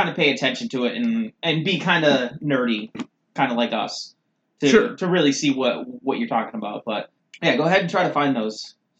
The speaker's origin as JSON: {"language": "English", "region": "Maine", "country": "United States"}